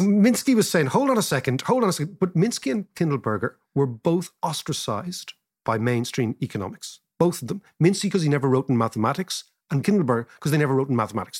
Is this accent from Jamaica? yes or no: no; Ireland